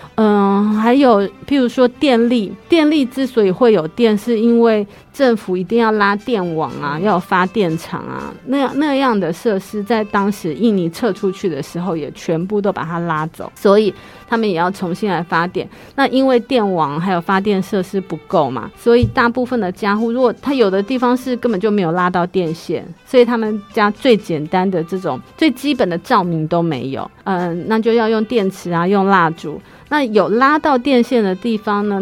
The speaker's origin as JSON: {"language": "Chinese", "region": "Kaohsiung", "country": "Taiwan", "tie": "born or raised there", "also_born_or_lived": "Chiayi / Taipei", "said": "所以我就被送去凤山给爷爷奶奶带"}